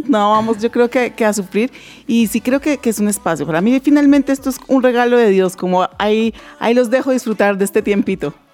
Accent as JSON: {"language": "Spanish", "country": "Colombia", "said": "como colombianos"}